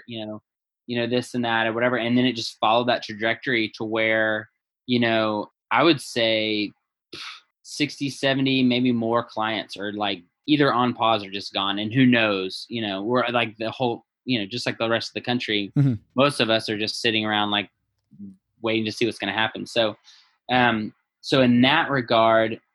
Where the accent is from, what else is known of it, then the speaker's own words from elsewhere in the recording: the South, United States; moved away as an adult; also born or lived in Los Angeles, California / Northern California; now in San Luis Obispo, United States; I'm from the South, born and raised down there